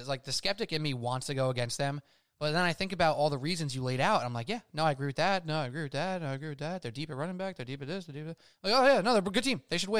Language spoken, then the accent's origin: English; New York, United States